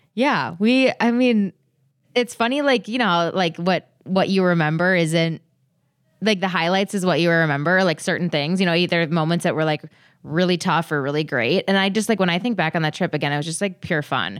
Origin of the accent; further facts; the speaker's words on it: Minnesota, United States; as a Minnesotan who loves the outdoors